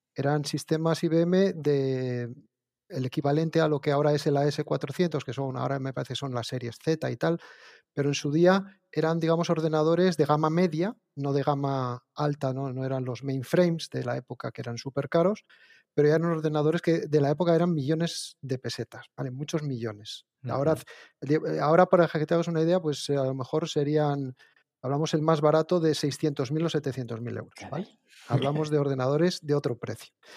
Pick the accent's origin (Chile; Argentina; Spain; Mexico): Spain; Asturias; yo lo que hice fue un grado de formación profesional de segundo grado aquí en Asturias